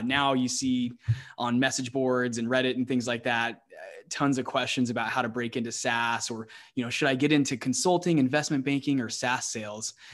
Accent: Arizona, United States; also born or lived in Texas; we're both from the States, the, you know, specifically both from Arizona

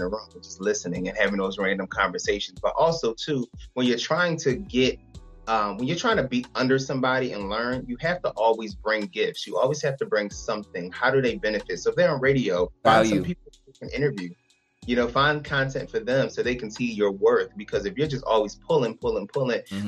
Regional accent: Philadelphia, Pennsylvania, United States; I'm from Philadelphia

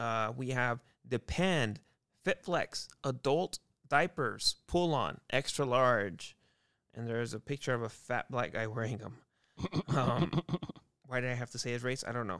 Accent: Merced, California, United States; I'm so happy to be here, Bob. I'm from Merced, California.

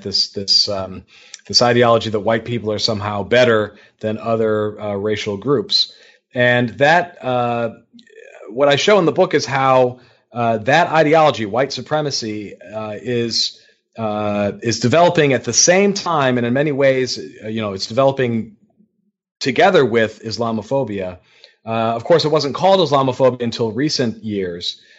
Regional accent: Detroit, Michigan, United States; now in Pennsylvania, United States; in Detroit, my hometown

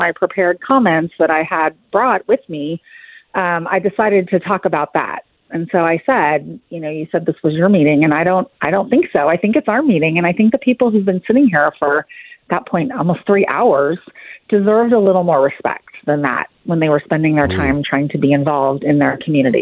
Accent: California, United States; moved away as an adult; now in Frisco, United States; I was born and raised in California, lived there my entire life

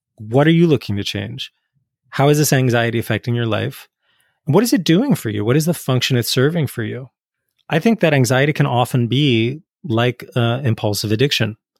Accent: New Jersey, United States; I grew up in North Jersey, in the eighties and nineties

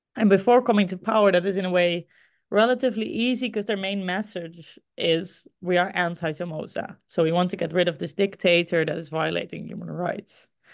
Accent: Groningen, Netherlands; Groningen. Uh, this is the my hometown, the city, a city in the Netherlands where I grew up

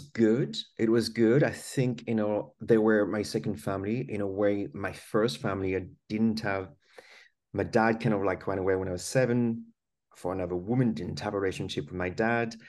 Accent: France; English is a second language; now in United Kingdom; I was born in France. That's why I've got this funny accent. And I grew up there

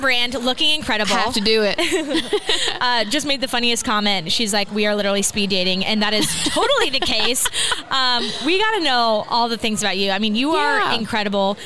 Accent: Kansas City, United States; We're from Kansas City

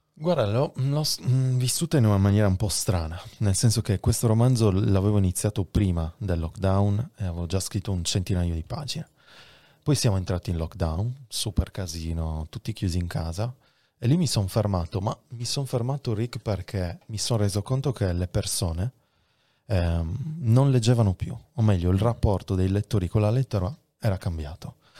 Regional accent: Sardinia, Italy; la mia terra, la Sardegna

